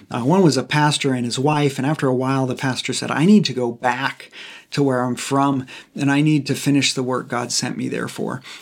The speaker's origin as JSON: {"language": "English", "country": "United States", "said": "we as we as modern American Christians"}